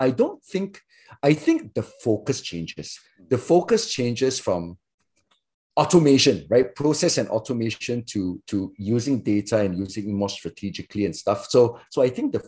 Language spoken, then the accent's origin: English; Singapore; also born or lived in Malaysia; I grew up in Singapore